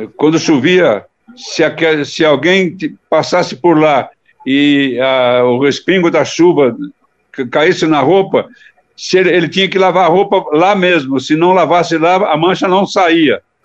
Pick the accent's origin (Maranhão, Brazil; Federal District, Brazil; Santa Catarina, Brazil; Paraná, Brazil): Paraná, Brazil; northern; moved away as an adult; also born or lived in Presidente Bernardes, São Paulo / São Paulo; eu nasci na cidade de Presidente Bernardes, no estado de São Paulo, ali perto de Presidente Prudente. Mas com quatro anos de idade, e já faz tempo, eu me mudei com a minha família para o norte do Paraná.